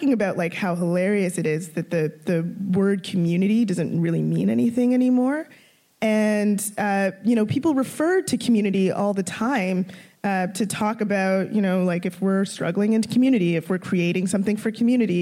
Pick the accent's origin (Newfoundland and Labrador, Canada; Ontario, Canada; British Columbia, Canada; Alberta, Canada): Ontario, Canada; Toronto; also born or lived in Scarborough / Brampton; I grew up mostly in North York.